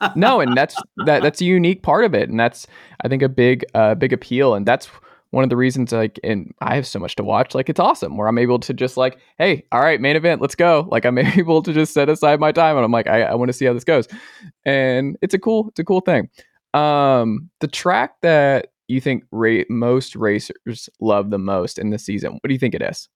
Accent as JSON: {"language": "English", "town": "Atlanta", "region": "Georgia", "country": "United States", "moved": "yes", "said": "I'm from Atlanta originally"}